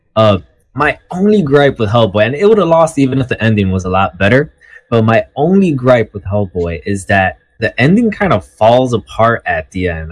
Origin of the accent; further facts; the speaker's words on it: New York City, New York, United States; I'm from Manhattan.